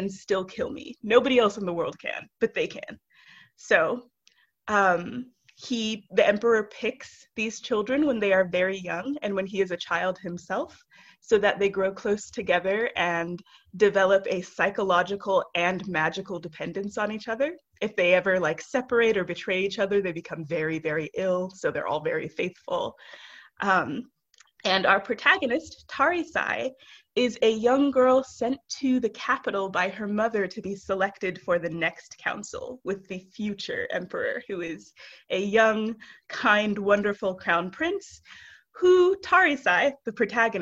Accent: United States; I am the American-born daughter of Nigerian immigrants

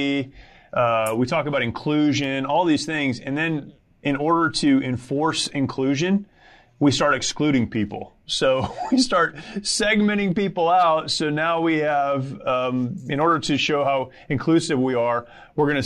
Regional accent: United States; as an American

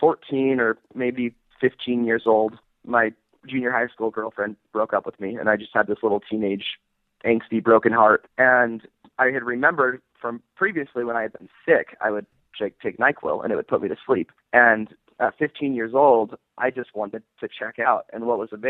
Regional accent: Salt Lake City, Utah, United States; I'm from Salt Lake City, Utah. Growing up here was kind of interesting.

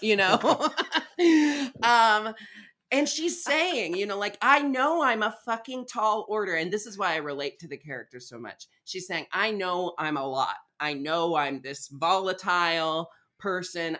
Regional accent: Portland, Oregon, United States; I was raised in Portland, Oregon

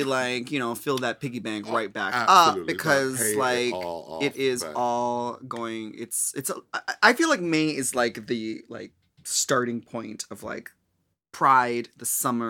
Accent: Minnesota, United States; Well, I mean, I'm from Minnesota, and you know, like we generically talk about the weather

